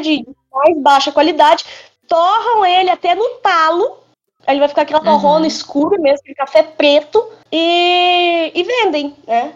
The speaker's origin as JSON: {"language": "Portuguese", "town": "Botelhos", "region": "Minas Gerais", "country": "Brazil"}